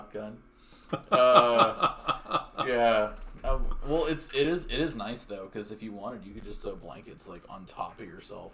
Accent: Texas, United States; moved away; I'm from Texas

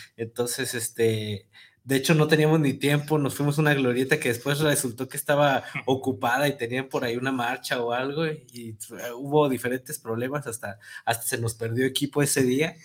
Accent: Tonalá, Jalisco, Mexico; yo, yo, soy de Golden Hills

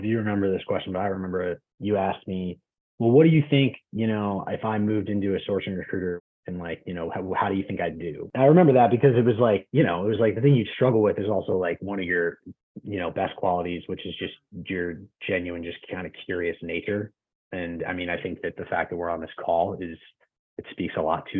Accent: East Coast, United States; moved away as an adult; now in West Coast, United States; I grew up on the East Coast and I moved out to the West Coast 8 years ago to work at Amazon.

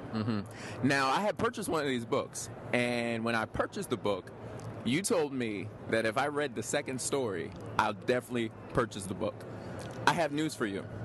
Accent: New Jersey, United States; I am from New Jersey. I'm from New Jersey

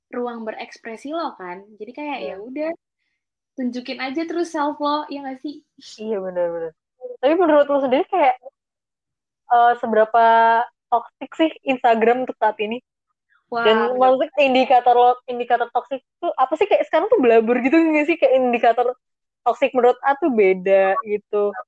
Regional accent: South Tangerang, Banten, Indonesia; Walaupun sebenarnya kita anak Tangsel ya

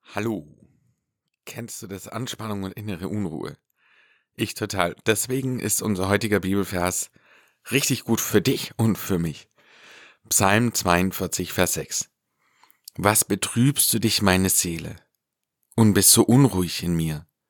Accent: Ländle, Baden-Württemberg, Germany; hier bei uns im Ländle

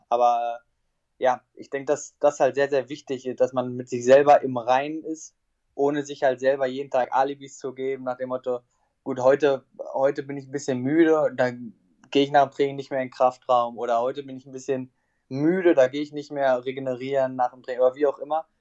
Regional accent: Essen, North Rhine-Westphalia, Germany; Ich bin in Essen geboren, habe dort dann meine ersten Schritte gemacht, bis, bis ich sieben Jahre alt war.

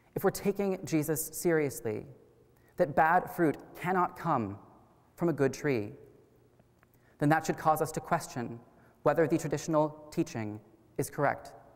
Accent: Wichita, Kansas, United States; I was born and raised here in Wichita

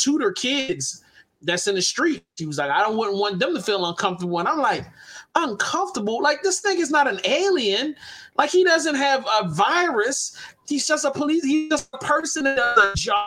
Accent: Baltimore, Maryland, United States; Baltimore City, Warburg Junction

